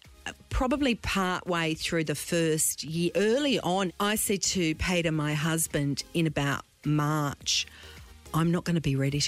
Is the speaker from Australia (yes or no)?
yes; Queensland, Australia; also born or lived in Italy; I'm a Queenslander.